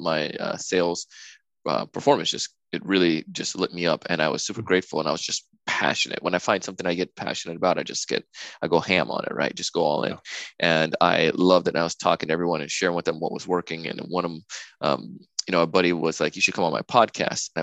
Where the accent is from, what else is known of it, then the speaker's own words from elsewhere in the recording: Jamaica; now in United States; when I grew up in Jamaica as a kid